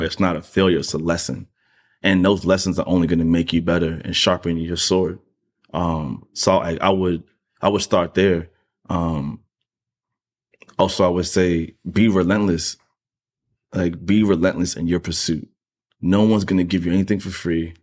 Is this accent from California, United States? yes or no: no; New York City, New York, United States; I'm still from Queens